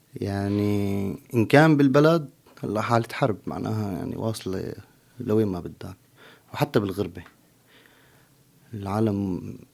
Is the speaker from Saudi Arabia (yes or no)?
no; Syria; moved away as an adult; now in Turkey; اول ما طلعت من سوريا واجيت على تركيا